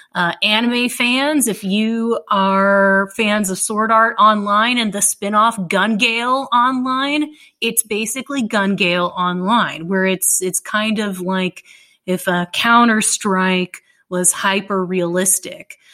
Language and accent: English; Dallas, Texas, United States; I grew up in Dallas